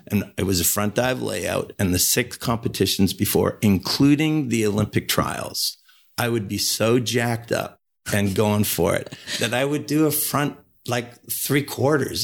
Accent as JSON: {"language": "English", "region": "Ontario", "country": "Canada", "also_born_or_lived": "Montreal / Calgary", "said": "in my home country"}